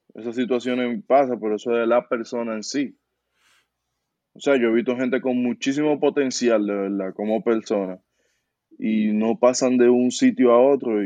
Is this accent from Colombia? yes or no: no; Dominican Republic; moved away as an adult; volví a Santo Domingo